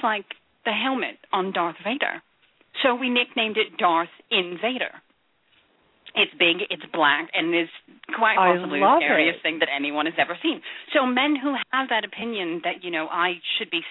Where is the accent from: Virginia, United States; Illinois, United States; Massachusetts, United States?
Massachusetts, United States; moved away as an adult; also born or lived in Kansas City, Missouri; I was raised in Massachusetts